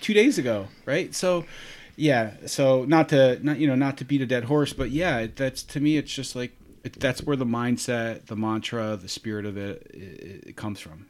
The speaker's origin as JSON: {"language": "English", "town": "Rochester", "region": "New York", "country": "United States", "tie": "born or raised there", "said": "originally born and raised in Rochester, New York"}